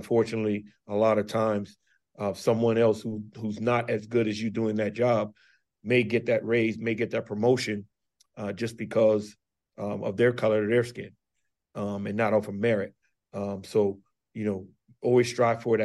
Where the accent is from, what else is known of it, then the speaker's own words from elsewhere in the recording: Charleston, South Carolina, United States; now in Bluefield, United States; I'm from Charleston, South Carolina, and went back home last year for Christmas